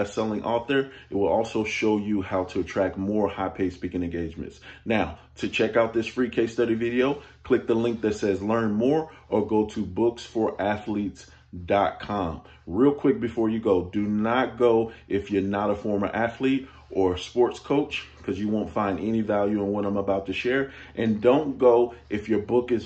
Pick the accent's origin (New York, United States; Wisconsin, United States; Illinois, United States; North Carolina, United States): Illinois, United States; Chicago; moved away; also born or lived in Virginia; I'm from Chicago. I was born in Cabrini Green Housing Project